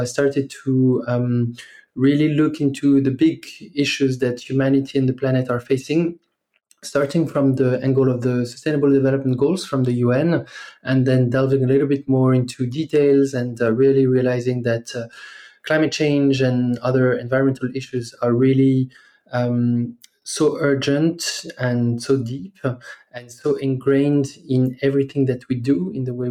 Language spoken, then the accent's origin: English; France; English is a second language; moved away as an adult; as you might hear from my accent, I'm originally from France. That's where I grew up for the first 20 or so years of my life.